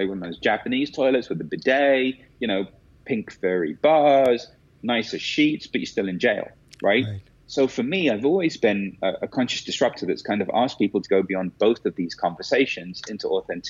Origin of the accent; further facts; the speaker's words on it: India; one of the biggest kind of stereotypes that I fall into is that I'm Indian. So then naturally, by extension, I'm a guru.